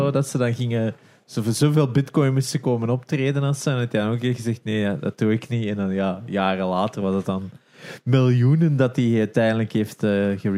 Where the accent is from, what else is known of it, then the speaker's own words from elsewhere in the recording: Turnhout, Flanders, Belgium; ik ben van Ken- Turnhout